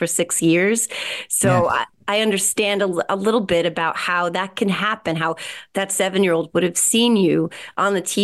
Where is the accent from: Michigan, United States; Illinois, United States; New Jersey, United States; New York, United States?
New Jersey, United States; Whippany; In Morris County, New Jersey, Whippany, New Jersey.